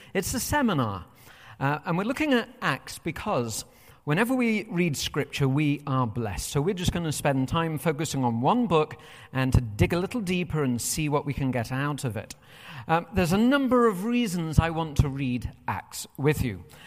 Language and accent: English; United Kingdom; moved away as an adult; now in United States